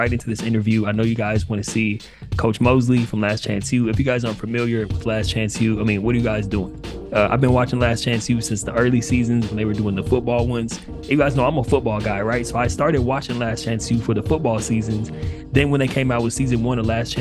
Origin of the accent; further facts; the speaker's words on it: Upland, California, United States; also born or lived in Pasadena, California / New York; grew up in Pasadena, you know, not too far away from ELAC. And ended up moving out to the IE, kind of in, you know, I grew up in Upland